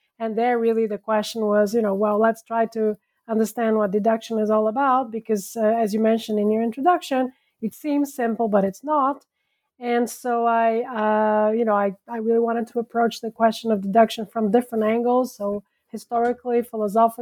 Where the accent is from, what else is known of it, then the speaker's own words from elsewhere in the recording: São Paulo, Brazil; moved away as an adult; also born or lived in France; I was born and raised in Brazil